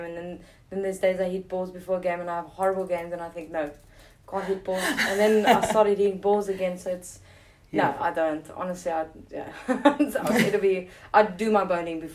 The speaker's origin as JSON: {"language": "English", "country": "South Africa"}